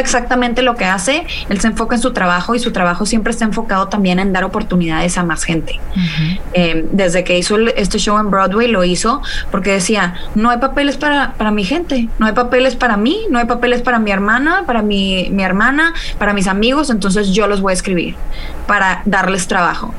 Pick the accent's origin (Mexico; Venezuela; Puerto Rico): Mexico; yo soy mexicana